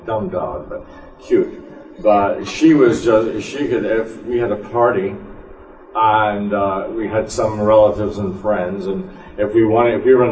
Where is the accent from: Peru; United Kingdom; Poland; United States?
United Kingdom; Scotland; moved away; I'm originally from Scotland